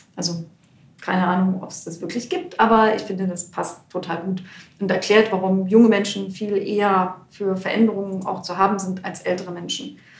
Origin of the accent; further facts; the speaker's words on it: East Germany, Germany; Aber ich komme aus dem Osten, aber ich war in der DDR-Opposition, ich habe eine Stasi-Akte.